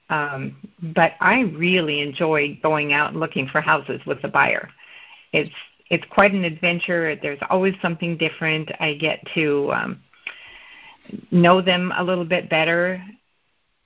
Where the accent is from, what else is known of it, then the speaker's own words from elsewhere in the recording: Olympia, Washington, United States; I was born and raised in Olympia, and I worked for the state of Washington for 30 years